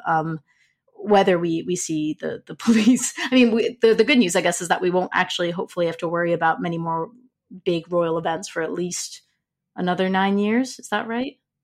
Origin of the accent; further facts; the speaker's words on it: United States; saying this as an American